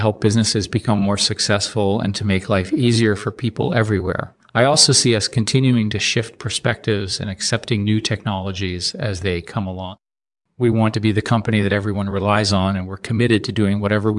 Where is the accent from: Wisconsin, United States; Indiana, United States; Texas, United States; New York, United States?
New York, United States; New York City; born there; Well, I was born in New York City in 1963.